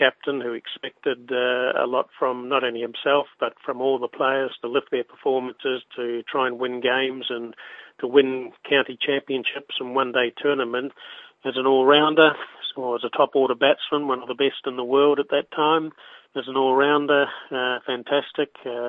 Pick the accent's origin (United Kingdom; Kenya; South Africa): South Africa; The sad thing for me was that as a South African